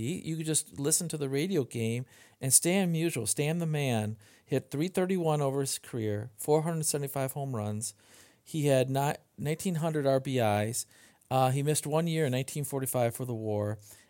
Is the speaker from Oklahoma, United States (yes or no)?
no; Midland, Michigan, United States; I grew up in Midland, Michigan, which is about 2 hours north of Detroit